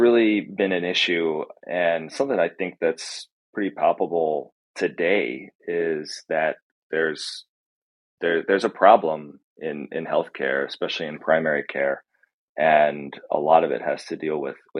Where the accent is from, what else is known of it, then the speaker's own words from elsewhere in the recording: Pennsylvania, United States; I'm originally from Central PA, and we moved around Pennsylvania a lot.